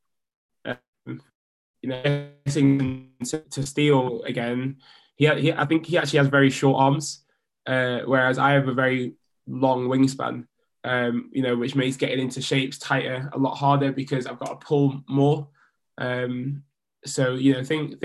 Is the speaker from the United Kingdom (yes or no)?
yes; United Kingdom; also born or lived in Leeds / Jamaica; I grew up in the British system